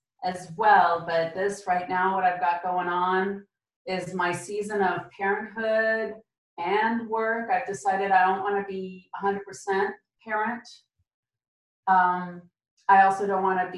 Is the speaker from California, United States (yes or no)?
yes; Concord, California, United States; also born or lived in Romania / Germany; came from Romania via Germany into California, grew up in Northern California, fellow Californian